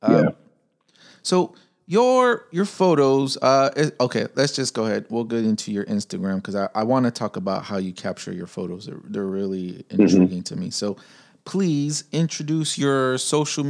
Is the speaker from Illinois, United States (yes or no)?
yes; Chicago, Illinois, United States; growing up in Pilsen, Chicago